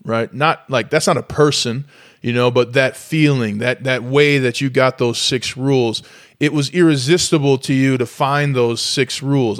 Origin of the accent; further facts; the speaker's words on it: St. Paul, Minnesota, United States; I'm from St. Paul, Minnesota, the, the tundra